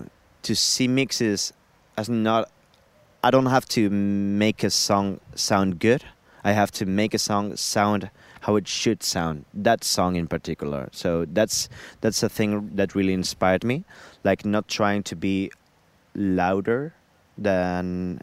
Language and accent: English; Madrid, Community of Madrid, Spain; I'm coming from Spain, Madrid.